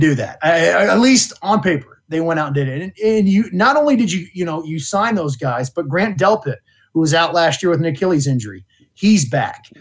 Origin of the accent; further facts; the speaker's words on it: Ohio, United States; I was born in Ohio.